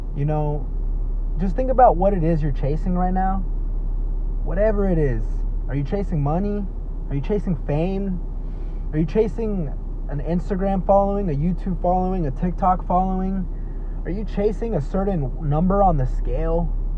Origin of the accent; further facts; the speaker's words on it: Dallas, Texas, United States; been spending a lot of time here in my hometown, Oak Cliff, Texas. That's right, Oak Cliff, Texas that's my hood.